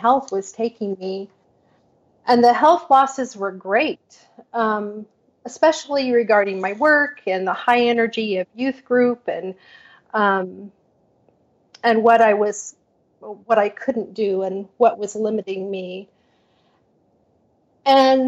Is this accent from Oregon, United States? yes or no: yes; Portland, Oregon, United States; I was born and raised in Portland, Oregon. And I still live here after almost 64 years